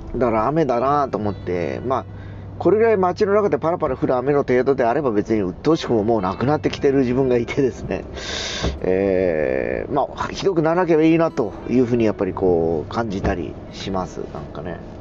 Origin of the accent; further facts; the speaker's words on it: Fukuoka, Japan; 福岡市に住んでた人間なんでね。しかもあの、福岡城から西側に住んでた子供なんで